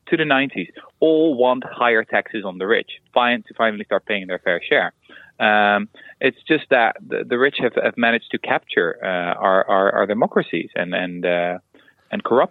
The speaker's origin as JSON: {"language": "English", "country": "Netherlands", "said": "I'm from Holland"}